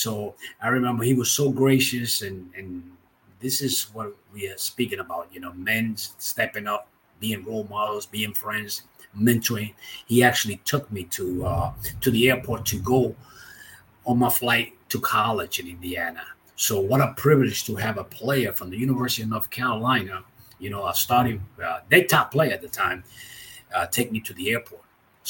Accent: Santiago, Dominican Republic; This is in Santiago, my hometown, at one of the games where they were interviewing me. Santiago, Dominican Republic, is the town where I was born.

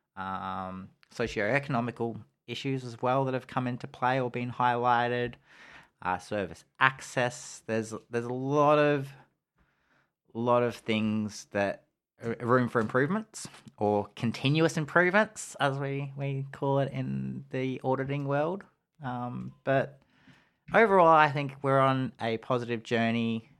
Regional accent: Geelong, Victoria, Australia; it's my hometown

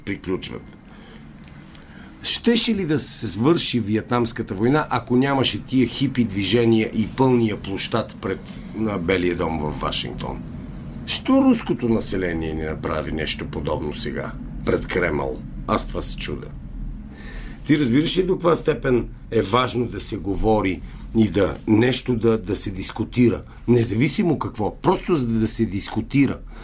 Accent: Bulgaria; moved away as an adult; also born or lived in Canada; аз казвам от България

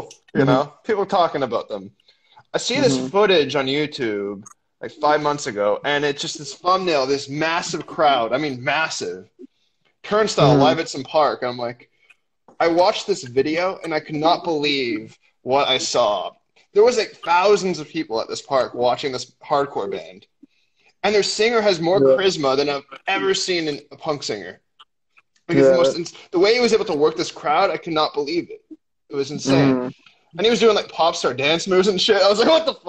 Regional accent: Toronto, Ontario, Canada; I'm from North York

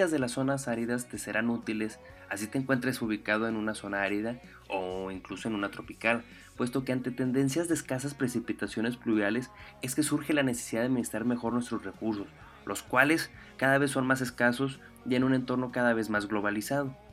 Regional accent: Delicias, Chihuahua, Mexico; Soy originario de Delice, Chihuahua, y me dedico desde hace, pues, te gustan, unos 8 años a la ganadería extensiva en el árido municipio de Jiménez, Chihuahua.

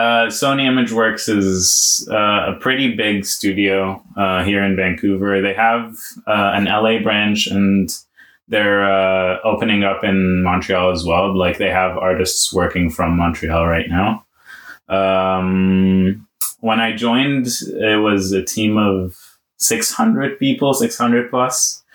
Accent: Egypt; I was born in Egypt. I'm Egyptian Canadian and 24 years old.

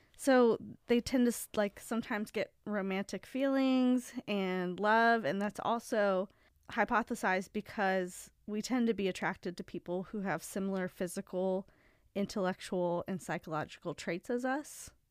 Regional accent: Ohio, United States; moved away; I remember in Ohio when I was a hostess

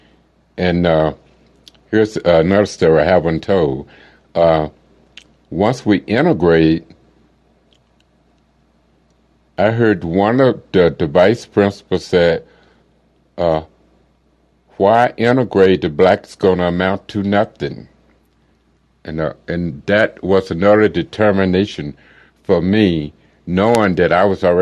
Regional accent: Arkansas, United States; I was born in Arkansas back in the 1957

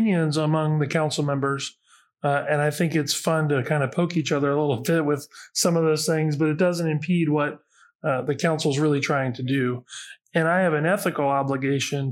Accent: Xenia, Ohio, United States; I grew up in Xenia. Greene County is my home

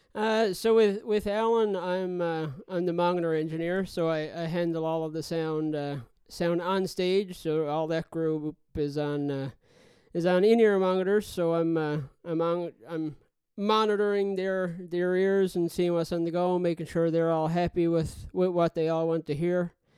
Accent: Newfoundland and Labrador, Canada; now in Halifax, Canada; I'm originally from Newfoundland, living in Halifax now

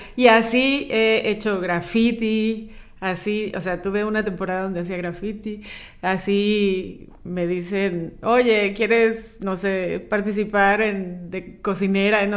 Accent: Chiapas, Mexico; moved away; also born or lived in central Mexico; A mí me criaron en Chiapas, que es aquí básicamente es Guatemala

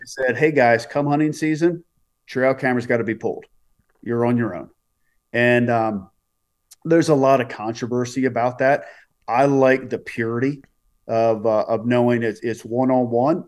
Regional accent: Reisterstown, Maryland, United States; I grew up in Maryland.

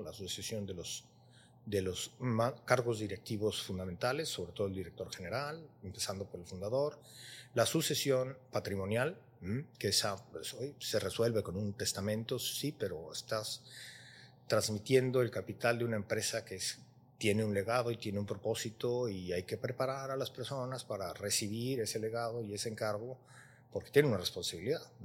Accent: Mexico; nosotros con mexicanos siendo vecinos

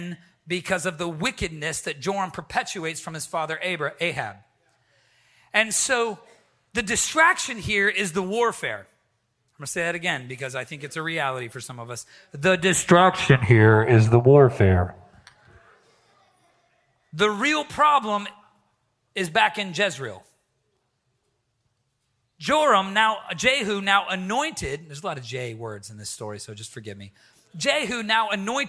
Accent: the Bible Belt, the South, United States; now in New England, United States; I'm from the Bible Belt

